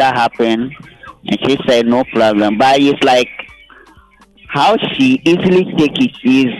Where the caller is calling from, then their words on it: Kumasi, Ashanti, Ghana; I'm calling from Kumasi